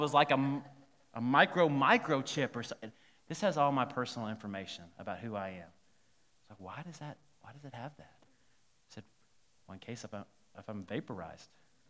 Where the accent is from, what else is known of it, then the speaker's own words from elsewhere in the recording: South Carolina, United States; when I was growing up in South Carolina, we had this place called Savannah River Site